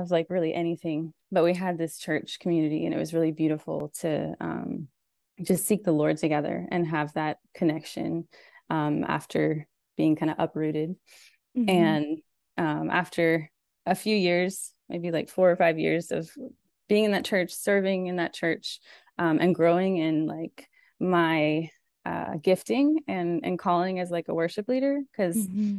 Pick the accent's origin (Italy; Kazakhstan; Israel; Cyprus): Kazakhstan; Almaty; moved away as an adult; now in United States; Well, I grew up in Almaty, Kazakhstan. So I was there from the time I was 5 until about 20 or 21. And so I'm a third culture kid